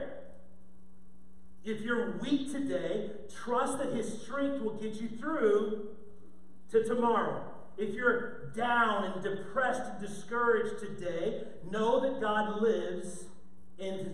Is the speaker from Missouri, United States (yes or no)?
yes; St. Louis, Missouri, United States; I grew up in St. Louis